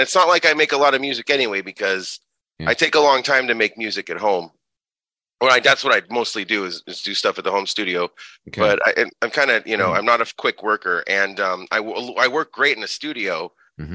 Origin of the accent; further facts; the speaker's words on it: Los Angeles, California, United States; also born or lived in Oakland, California / West Hollywood, California; Born and raised in the San Fernando Valley.